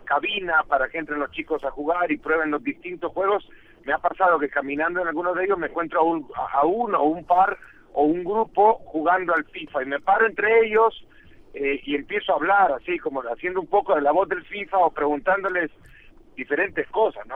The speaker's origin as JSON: {"language": "Spanish", "country": "El Salvador", "said": "Yo soy salvadoreño"}